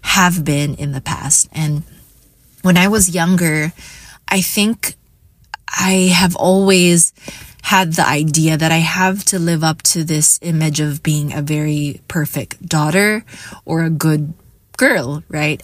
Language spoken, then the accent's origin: English; Iloilo City, Western Visayas, Philippines; I am from Iloilo City